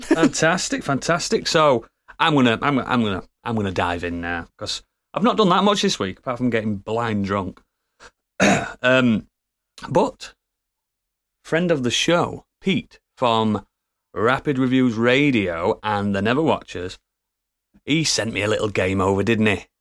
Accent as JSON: {"language": "English", "country": "United Kingdom", "said": "we are all British, and we all sound ridiculous"}